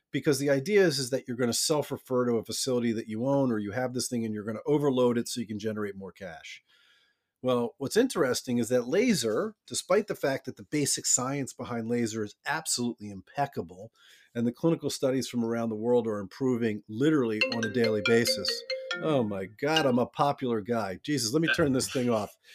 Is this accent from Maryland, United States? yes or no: yes; Baltimore, Maryland, United States; I grew up in Baltimore